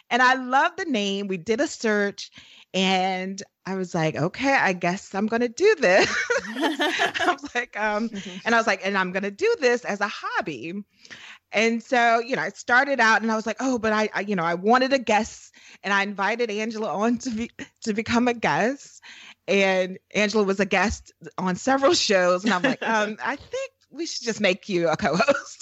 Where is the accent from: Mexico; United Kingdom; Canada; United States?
United States; Midwest; now in Virginia, United States; I am a freelance writer living in Virginia, and I grew up in the Midwest, a Midwest girl.